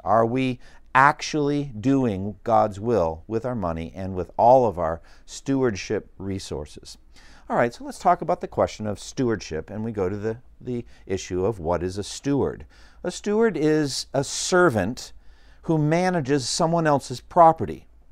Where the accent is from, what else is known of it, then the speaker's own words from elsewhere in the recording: United States; as an American citizen.